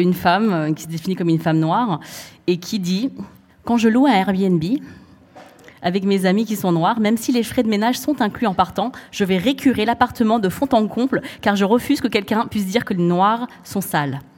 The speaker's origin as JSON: {"language": "French", "country": "France", "said": "je suis française, chinoise, cambodgienne de par ma, ma famille"}